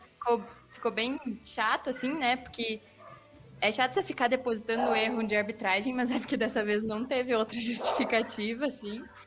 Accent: Paraná, Brazil; eu sou do Paraná

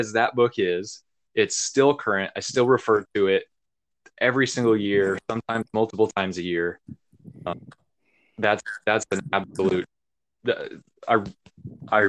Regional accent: Kansas, United States; moved away; also born or lived in Wyoming; That was second and third grade in Kansas. I moved away from Kansas, graduated from college and stuff in Wyoming

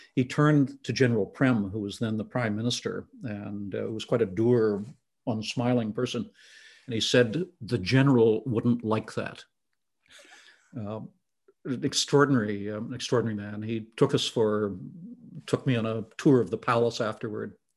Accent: Southern Ontario, Canada; I'd grown up there, I'd been educated there, I'd had my first job there.

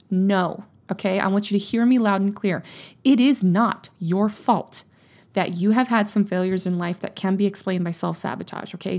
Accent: Louisiana, United States; now in Texas, United States; I grew up in Louisiana.

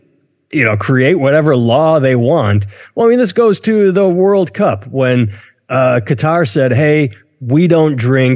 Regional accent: United States; I'm an American

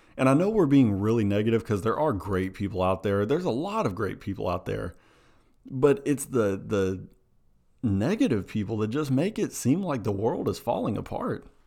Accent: Tennessee, United States; we're, we're from Tennessee

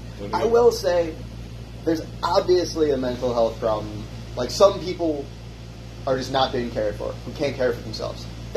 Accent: Rochester, New York, United States; also born or lived in Key West, Florida; I grew up poor as fuck. But when I was in fifth grade, I moved from Key West to Rochester.

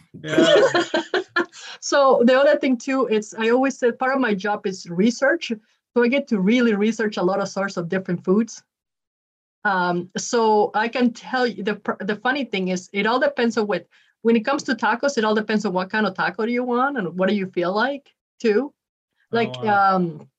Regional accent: Utah, United States; also born or lived in Ecuador; So what's interesting about me is even though I'm born from Ecuador, basically have grown up mostly in Utah. So most of my life I've been in Utah.

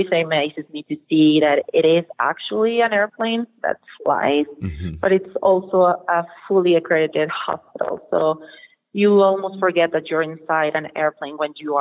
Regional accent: Mexico; And I'm from Mexico. I live 2 hours drive from Mexico City

